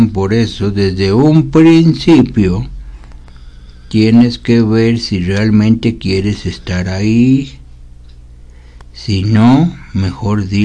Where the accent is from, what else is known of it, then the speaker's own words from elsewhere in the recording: Mexico City, Mexico; Sí, claro que soy muy mexicano